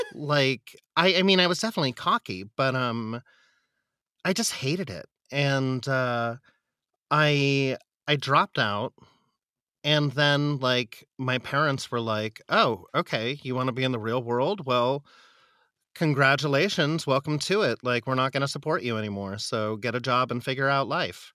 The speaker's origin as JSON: {"language": "English", "town": "San Diego", "region": "California", "country": "United States", "tie": "born or raised there", "also_born_or_lived": "Philadelphia", "moved": "as an adult", "lives_now": "New York, United States", "said": "I grew up in San Diego"}